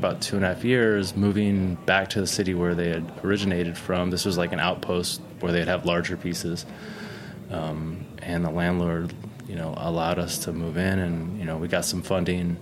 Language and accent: English; Bakersfield, California, United States; moved away as an adult; also born or lived in Olympia, Washington; now in Brooklyn, United States; When I was 6, my family moved to Bakersfield, California.